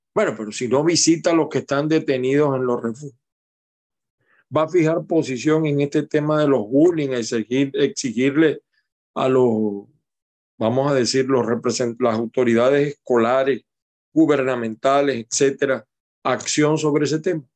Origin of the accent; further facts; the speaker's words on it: Venezuela; now in United States; como venezolano